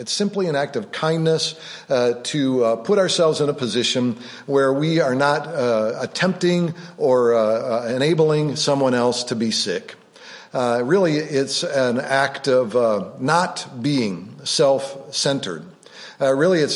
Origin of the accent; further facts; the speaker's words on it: Rockford, Illinois, United States; growing up on Drexel Boulevard, the northern part of Rockford, Illinois